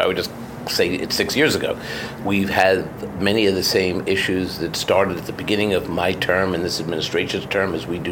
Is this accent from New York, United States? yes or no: yes; New York City, New York, United States; growing up in Washington Heights, when the city was on the edge of bankruptcy